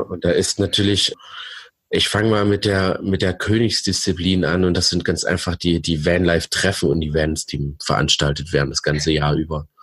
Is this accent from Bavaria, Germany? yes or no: no; Thuringia, Germany; Thüringen kennt, äh, meine Heimat, Geburtort übrigens, äh, hm. mein Geburtsland, Bundesland sozusagen